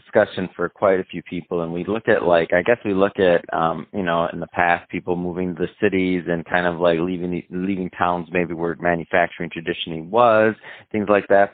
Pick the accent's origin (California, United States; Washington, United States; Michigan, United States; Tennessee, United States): Michigan, United States; moved away; I'm from Michigan originally